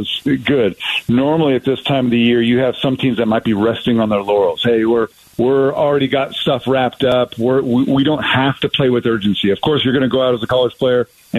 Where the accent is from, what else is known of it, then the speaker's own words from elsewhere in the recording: Los Angeles, California, United States; I've been born and raised in Los Angeles, California